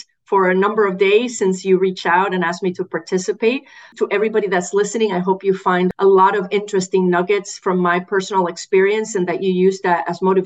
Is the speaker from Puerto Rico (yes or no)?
yes; Puerto Rico; I grew up in Puerto Rico.